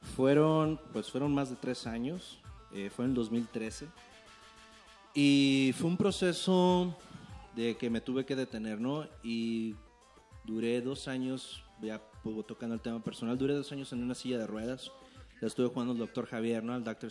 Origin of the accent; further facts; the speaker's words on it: Tijuana, Baja California, Mexico; yo vengo de Tijuana, Baja California. el 664 está en la casa.